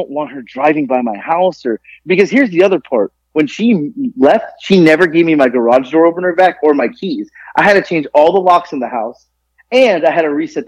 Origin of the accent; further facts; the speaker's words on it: South Florida, United States; moved away as an adult; now in Georgia, United States; growing up in South Florida, we have a melting pot of people